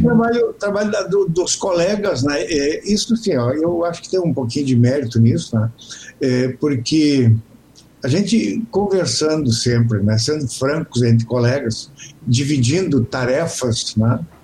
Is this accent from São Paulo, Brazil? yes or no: no; Canguçu, Rio Grande do Sul, Brazil; moved away; also born or lived in Pedro Osório; Sou natural de Canguçu